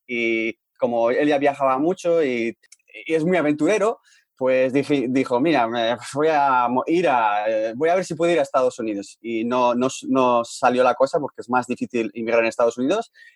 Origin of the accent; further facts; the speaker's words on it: Bilbao, Basque Country, Spain; moved away as an adult; also born or lived in Vancouver, Canada; Bilbao, de donde eh, somos nosotros